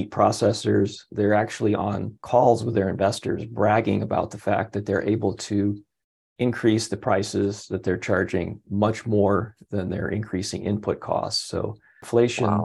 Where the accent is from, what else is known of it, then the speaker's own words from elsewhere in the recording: Michigan, United States; my home state of Michigan